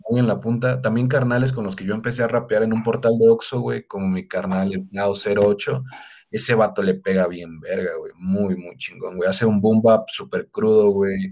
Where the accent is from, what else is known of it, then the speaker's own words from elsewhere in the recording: Pátzcuaro, Michoacán, Mexico; yo soy de Patscuaro